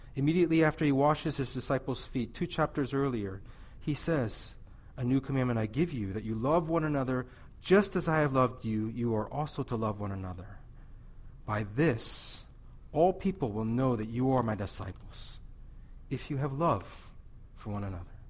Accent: Missouri, United States; I'm from Missouri

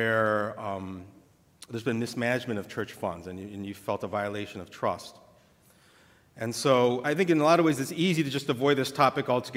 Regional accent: St. Louis, Missouri, United States; My dad and my parents immigrated here just before I was born from Korea.

